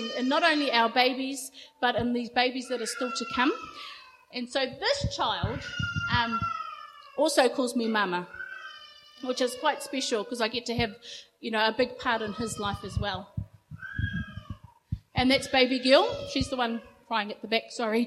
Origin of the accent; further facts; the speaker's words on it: Rotorua, Bay of Plenty, New Zealand; I grew up in Rotorua, a little town up the coast